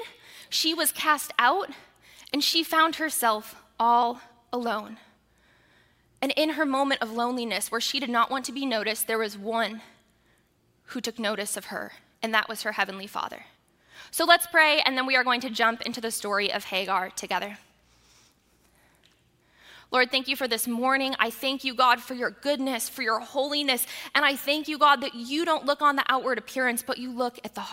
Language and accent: English; United States